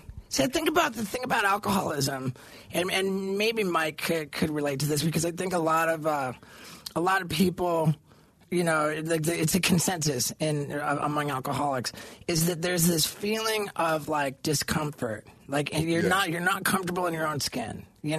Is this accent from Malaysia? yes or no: no; Brazil; also born or lived in England; Like, I was born in England and I moved to Brazil. My family moved to Brazil when I was only 6 months old.